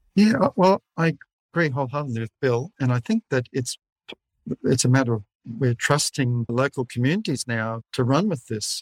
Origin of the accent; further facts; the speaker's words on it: Australia; I'm from Scottish background, uh, even though I'm an Aussie, born in Australia. My fa- father was born in Glasgow.